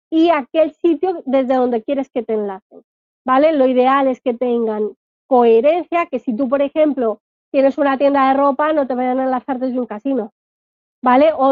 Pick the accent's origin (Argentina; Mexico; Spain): Spain; Alcalá de Henares, Community of Madrid; Pues la ruta turística de tiendas de Alcalá de Henares, de donde soy yo, y ahí meto mi link.